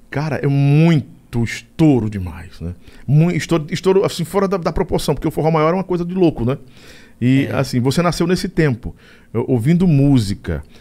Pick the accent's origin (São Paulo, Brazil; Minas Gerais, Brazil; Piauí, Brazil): Piauí, Brazil; Floriano; Eu sou transmitido todos os dias pela Rádio Difusora de Floriano, que é minha terra, no Piauí.